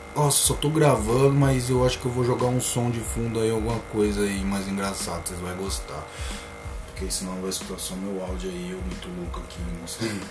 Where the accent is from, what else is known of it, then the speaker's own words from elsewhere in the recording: Limeira, São Paulo, Brazil; Sou daqui, eu sou lá de Limeira, trabalho na Semapa, eu falo, sou de Limeira